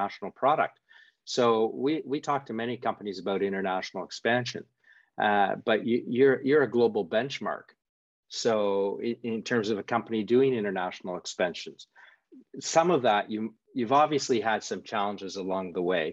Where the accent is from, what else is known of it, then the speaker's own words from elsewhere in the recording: Canada; moved away; I'm from Canada originally